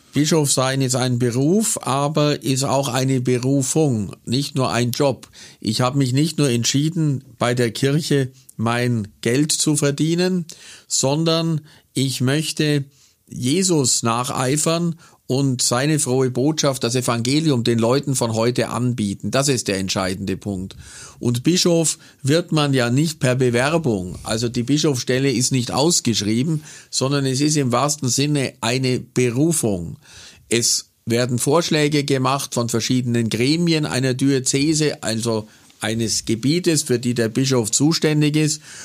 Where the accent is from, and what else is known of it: Kaufering, Bavaria, Germany; born or raised there; also born or lived in Buchloe; now in Augsburg, Germany